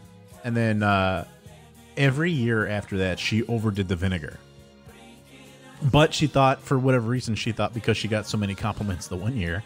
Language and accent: English; Villa Park, Illinois, United States; also born or lived in Addison, Illinois; I grew up in Villa Park